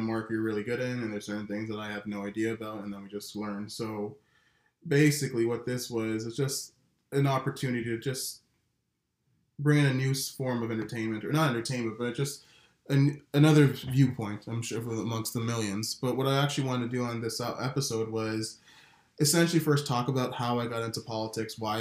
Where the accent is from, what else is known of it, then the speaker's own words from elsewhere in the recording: Canada; As a Canadian